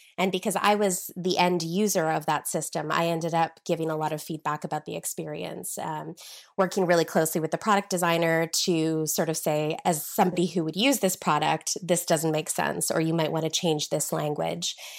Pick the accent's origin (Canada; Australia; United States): Canada; Regina, Saskatchewan; moved away as an adult; also born or lived in United Kingdom; I'm originally from Regina, Saskatchewan, um, the middle of nowhere, Canada, basically